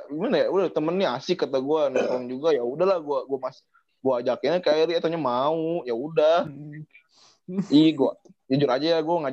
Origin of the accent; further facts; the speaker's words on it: Bogor, West Java, Indonesia; oh Naib ternyata sama sama gue orang Bogor juga